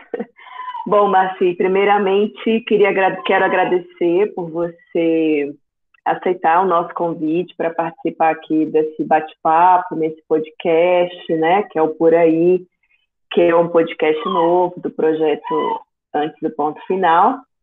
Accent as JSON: {"language": "Portuguese", "region": "interior of Bahia", "country": "Brazil", "moved": "yes", "lives_now": "Goiânia, Brazil", "said": "eu venho do interior da Bahia, né? Eu moro em Goiânia há 15 anos"}